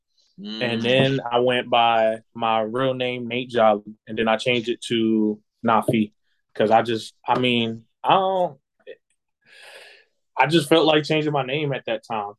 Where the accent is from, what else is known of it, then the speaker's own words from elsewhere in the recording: the South, United States; also born or lived in Boston, Massachusetts; now in South Carolina, United States; I grew up in the South